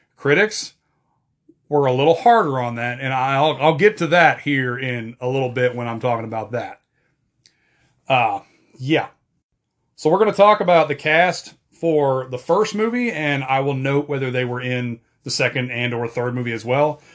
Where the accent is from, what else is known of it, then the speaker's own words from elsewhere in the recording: American Fork, Utah, United States; The Sandlot was filmed in my hometown